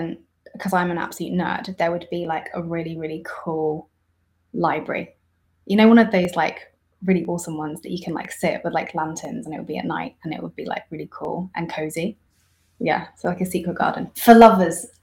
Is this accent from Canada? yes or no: no; Isfahan, Iran; moved away; in my hometown, Esfahan